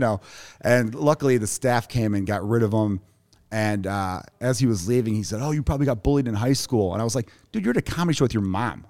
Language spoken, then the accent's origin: English; Chicago, Illinois, United States; also born or lived in Los Angeles; I grew up in Chicago, Porch Park neighborhood